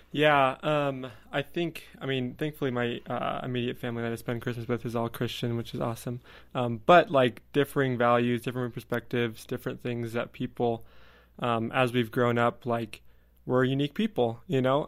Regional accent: California, United States; moved away as an adult; I'll come back to California where I'm from

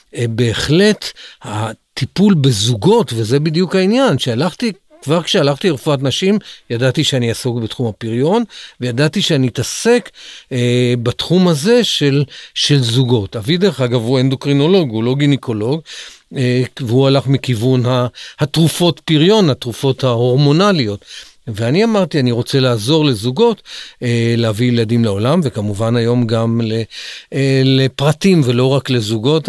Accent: Central District, Israel; moved away as an adult; also born or lived in Negev; גדלתי באזור המרכז

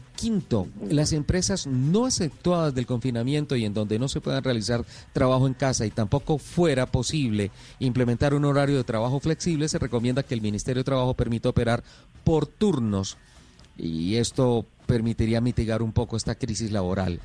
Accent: Colombia; soy colombiano

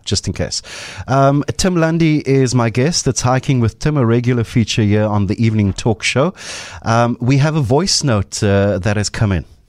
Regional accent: Cape Town, Western Cape, South Africa; I grew up on the Cape Flats

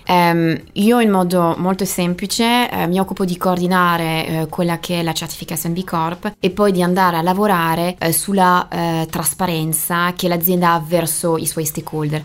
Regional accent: Brittany, France; Italian is a second language; moved away; io sono francese, più precisamente bretone e la Bretagna è una bellissima regione di mare

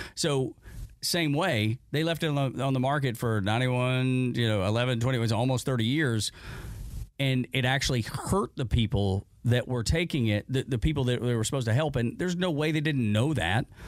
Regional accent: Dalton, Georgia, United States; accent: Appalachian; I grew up in Dalton, which is an, eh, is an industry town, but it is at the foothills of the Appalachians

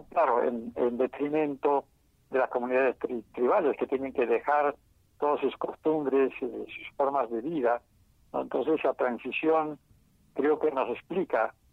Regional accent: Peru; first language Quechua; Spanish is a second language; una persona que nació en un pueblo pequeño y siguió hablando el quechua hasta sus últimos días, se apropió del inglés como un medio eficaz para poder globalizarse

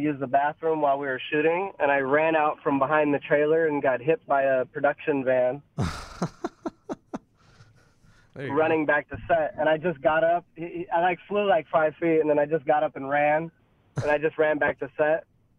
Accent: Pittsburgh, Pennsylvania, United States; I'm from Pittsburgh originally. All sides of my family are from Pittsburgh, so it's just ingrained into me that black and gold is those colors, you know?

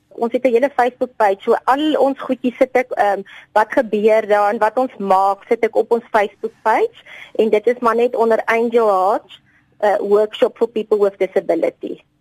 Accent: Bloemfontein, Free State, South Africa; Ek is maar 'n bloemfonteiner. Ek het maar hier groot geword.

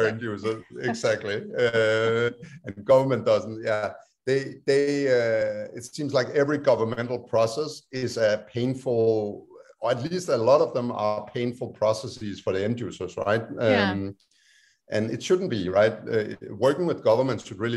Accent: Denmark; now in United States; my home country, Denmark

